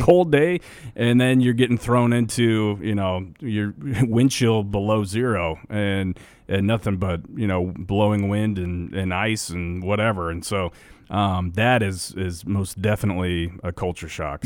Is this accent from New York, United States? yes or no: no; Nebraska, United States; we grew up in Nebraska.